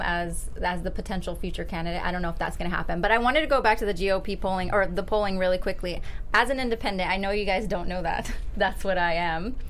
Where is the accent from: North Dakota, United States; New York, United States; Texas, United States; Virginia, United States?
Texas, United States; moved away as an adult; now in California, United States; born and raised in Texas